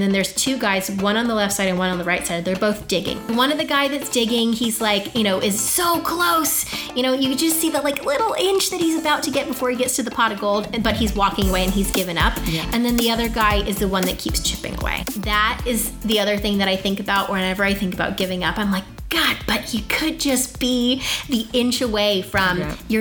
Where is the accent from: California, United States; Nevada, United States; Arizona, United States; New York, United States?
Arizona, United States; Scottsdale; I grew up here, you know, I wasn't born here, but was raised here for most of my life. I went to Pinnacle High School